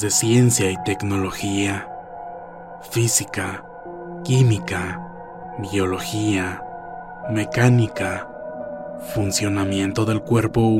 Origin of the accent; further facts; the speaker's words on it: Mexico City, Mexico; Soy de la Ciudad de México antes Distrito Federal.